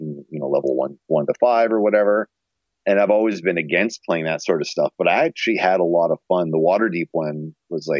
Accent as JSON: {"language": "English", "town": "Shediac", "region": "New Brunswick", "country": "Canada", "moved": "yes", "lives_now": "Winnipeg, Canada", "said": "Shediac, New Brunswick, which is where Todd and I are from."}